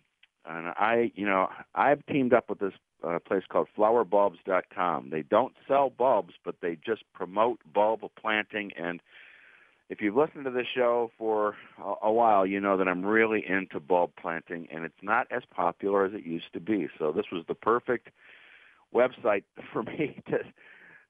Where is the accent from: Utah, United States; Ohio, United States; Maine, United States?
Ohio, United States; Cleveland; now in Pittsburgh, United States; I grew up in Cleveland